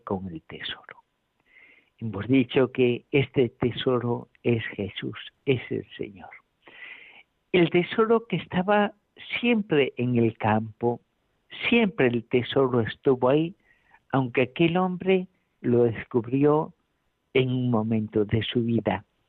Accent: A Coruña, Galicia, Spain; now in Alcalá de Henares, Spain; desde La Coruña. Aquí estoy en mi tierra natal

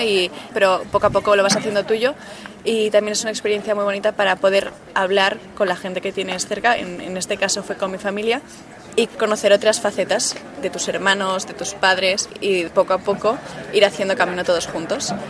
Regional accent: Barcelona, Catalonia, Spain; soy de Barcelona

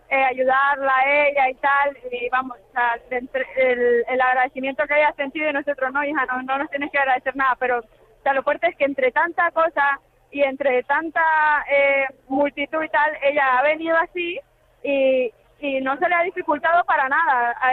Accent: Nicaragua; born or raised there; now in Madrid, Spain

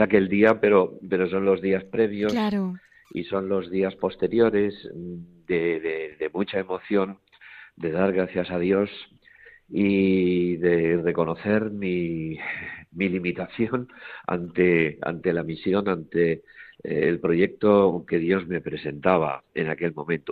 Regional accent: Barcelona, Catalonia, Spain; also born or lived in Toledo; now in Terrassa, Spain; yo soy nacido en Barcelona y allí me crié

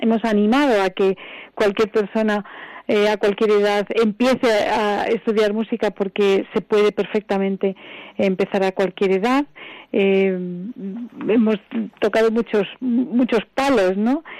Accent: Spain; yo soy española

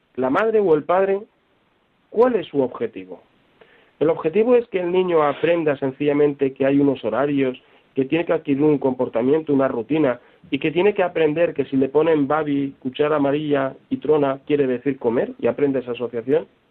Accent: Valencia, Valencian Community, Spain; Yo que soy de Valencia

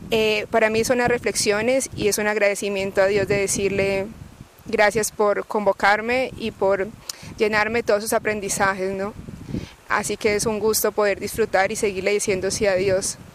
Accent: Colombia; now in Ávila, Spain; eh, soy colombiana y soy estudiante en Ávila, España, de la Universidad Católica de Ávila.

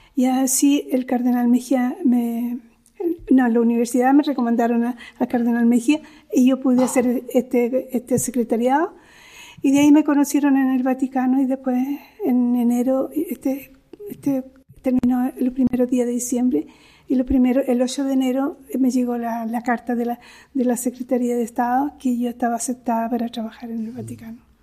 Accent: Chile; moved away as an adult; now in Rome, Italy; yo soy de origen chileno, tengo doble nacionalidad eh, chilena e, italiana. Después, eh, los primeros estudios yo los realicé en Chile

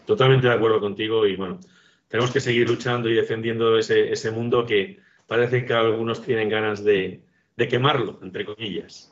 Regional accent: Agudo, Castilla-La Mancha, Spain; los cielos de Agudo, mi pueblo

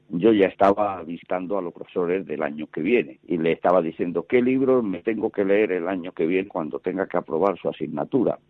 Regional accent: Almería, Andalusia, Spain; moved away as an adult; also born or lived in Elche / Madrid; me fui a parar a Almería, porque es mi tierra

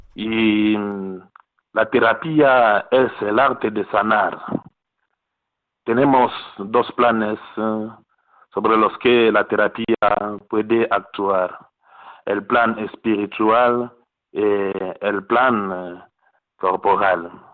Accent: DR Congo; Spanish is a second language; moved away

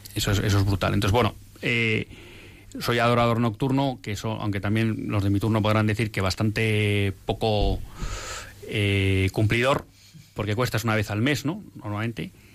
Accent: Bilbao, Basque Country, Spain; moved away as an adult; ya he dicho que soy de Bilbao, entonces yo más o menos hasta los, nunca sé muy bien, pero hasta los 33, 34 vivo en Bilbao

